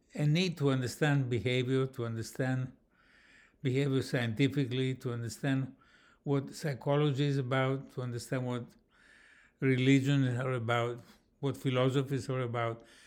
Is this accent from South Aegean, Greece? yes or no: no; Athens, Attica, Greece; I come from Athens, Greece